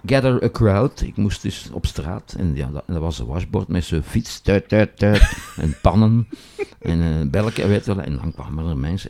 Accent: Boom, Flanders, Belgium; ik kom uit Boom, dat is een eenvoudige arbeidersstreek

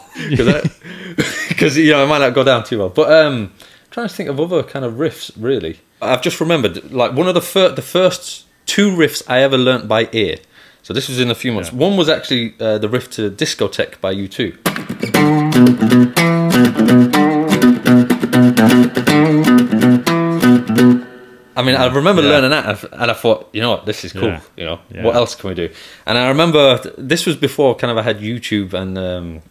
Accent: Manchester, North West England, United Kingdom; also born or lived in Belmullet, County Mayo, Ireland / Levenshulme, Manchester; I only lived there for about a year, but I grew up in Manchester. So I grew up in Manchester.

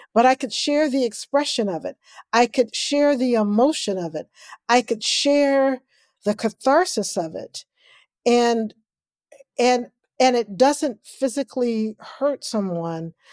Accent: Kansas City, Missouri, United States; I grew up in Kansas City, Missouri, and what people call the inner city

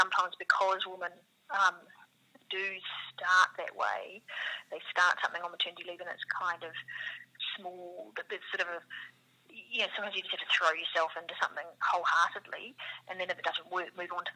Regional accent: New Zealand; accent: New Zealand; now in Australia; I'm a New Zealander, you probably hear from my accent

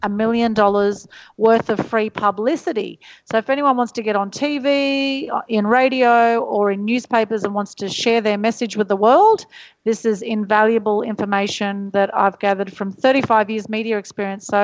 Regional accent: Sydney, New South Wales, Australia; this is my old hometown. So I grew up in Sydney.

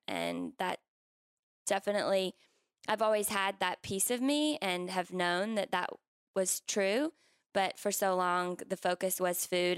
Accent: South Carolina, United States; I grew up in South Carolina

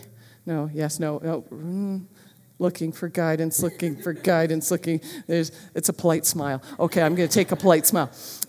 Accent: Marlboro, United States; I grew up in Marlboro and I'd never touched a gun.

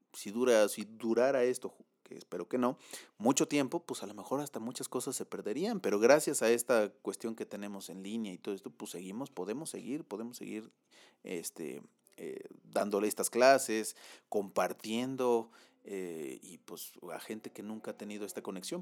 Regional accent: Mexico; soy mexicano y, y mexicano voy a ser en, en Baja California como en Chiapas

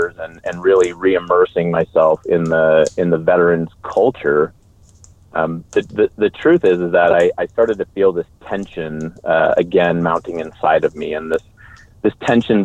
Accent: Bay Area, California, United States; moved away as an adult; I grew up in the Bay Area, California, joined the Army right after high school.

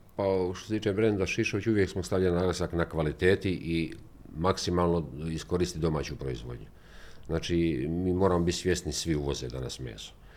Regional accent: Rakitno, Federation of Bosnia and Herzegovina, Bosnia & Herzegovina; ja odakle dolazim iz Rakitnu

